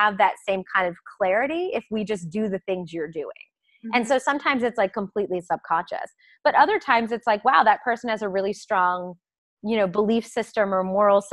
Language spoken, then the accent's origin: English; Maryland, United States; accent: a little bit of a Southern; moved away; I grew up in Maryland, south of the Mason-Dixon. So like, I had a little bit of a Southern, not drawl, but like a little bit of a Southern kind of y'alls.